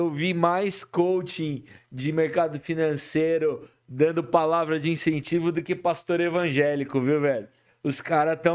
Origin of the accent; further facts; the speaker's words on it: ABC Paulista, São Paulo, Brazil; eu vim lá do ABC tá Paulista